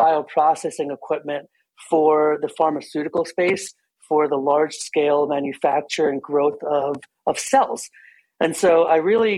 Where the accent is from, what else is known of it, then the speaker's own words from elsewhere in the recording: New Jersey, United States; moved away as an adult; I am born and raised in New Jersey